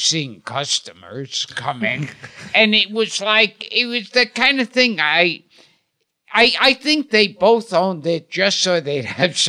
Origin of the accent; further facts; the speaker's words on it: New York City, New York, United States; I was born in Coney Island.